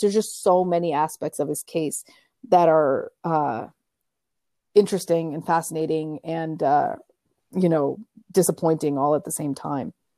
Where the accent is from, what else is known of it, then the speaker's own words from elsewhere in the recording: Canada; moved away as an adult; also born or lived in Africa; now in New York, United States; I grew up my entire life in Canada